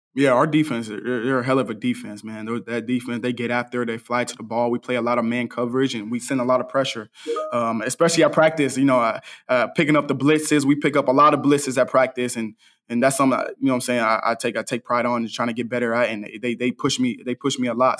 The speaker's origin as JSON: {"language": "English", "town": "Dallas", "region": "Texas", "country": "United States", "tie": "born or raised there", "said": "I'm from Dallas, and I grew up, I grew up twenty-five minutes away from the S M U Stadium."}